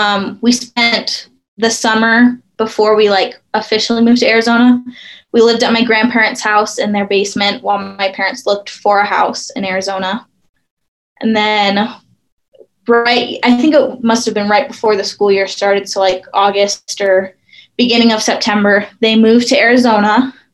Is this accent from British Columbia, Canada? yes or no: yes; Surrey, British Columbia, Canada; born there; I was born in Surrey, outside of Vancouver, British Columbia, Canada.